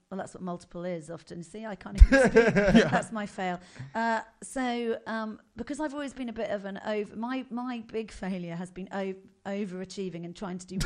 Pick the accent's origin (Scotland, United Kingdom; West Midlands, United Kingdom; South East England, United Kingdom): South East England, United Kingdom; Buckinghamshire; Where did I grow up? In Buckinghamshire.